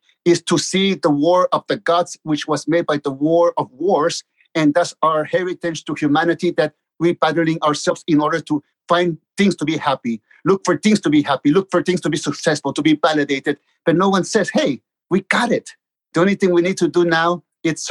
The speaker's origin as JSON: {"language": "English", "town": "Tijuana", "region": "Baja California", "country": "Mexico", "tie": "born or raised there", "also_born_or_lived": "Mexico City", "said": "I was born in Mexico City, and 3 months later, my parents took me to Tijuana to live with them. And that's where I grew up, in Tijuana"}